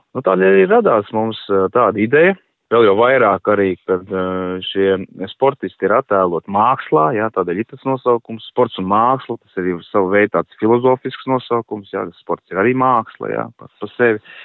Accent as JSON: {"language": "Latvian", "town": "Liepāja", "region": "Kurzeme", "country": "Latvia", "said": "es pats nāku no Liepājas puses"}